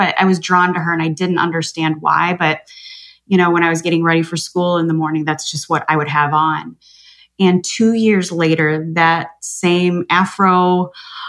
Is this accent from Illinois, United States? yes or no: yes; Chicago, Illinois, United States; I grew up in Chicago